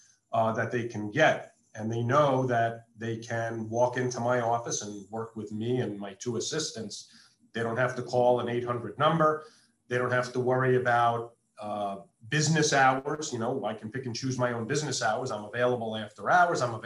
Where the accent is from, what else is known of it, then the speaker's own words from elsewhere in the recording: East Coast, United States; moved away as an adult; now in Las Vegas, United States; I grew up on the East Coast, moved out west in 1996